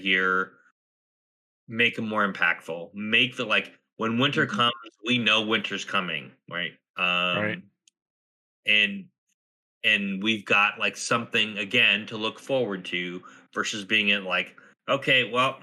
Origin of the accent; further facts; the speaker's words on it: Southwest, United States; moved away; I grew up in the Southwest